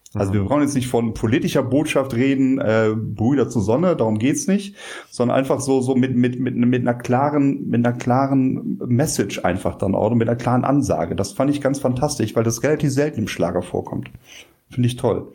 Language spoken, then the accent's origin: German; Rhineland, Germany; als Rheinländer